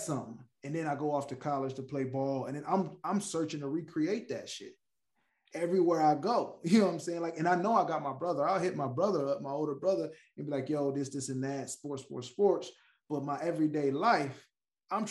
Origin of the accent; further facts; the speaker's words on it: Detroit, Michigan, United States; I'm from Detroit